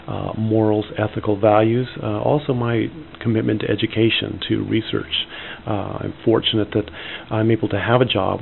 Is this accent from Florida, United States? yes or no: no; Berkeley, California, United States; now in Eau Claire, United States; My wife and I both grew up in Berkeley, California, which is quite an urban area. An area, I think, rich with diverse thought and opinion, political point of view. And so I grew up, I think, in a very open-minded kind of way.